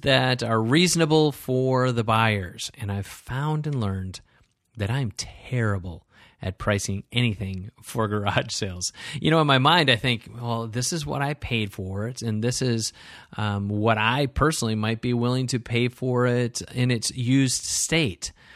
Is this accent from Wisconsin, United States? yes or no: yes; Wisconsin, United States; I grew up in Wisconsin